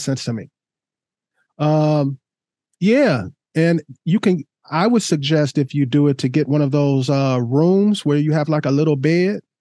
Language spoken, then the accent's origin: English; Oregon, United States; my home state